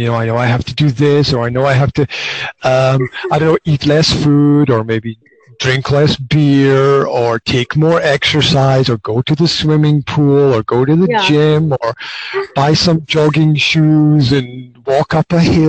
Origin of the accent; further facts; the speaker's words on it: Scotland, United Kingdom; now in Banská Bystrica, Slovakia; Originally, I'm from Scotland